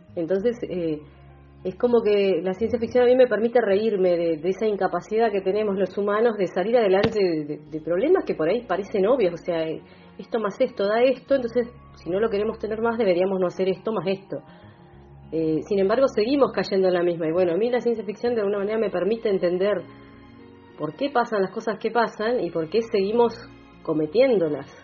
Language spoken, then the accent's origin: Spanish; Bahía Blanca, Buenos Aires Province, Argentina; moved away as an adult; now in General Roca, Argentina; nací en Bahía Blanca, pero desde que pisé el valle, que lo pisé por primera vez en 2003, me enamoré y bueno, dije, acá quiero echar raíces, acá me quedo.